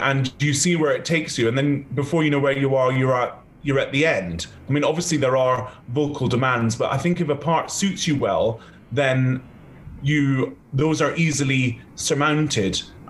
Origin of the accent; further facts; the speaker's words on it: United Kingdom; We're all British, all together, working on this new British ring.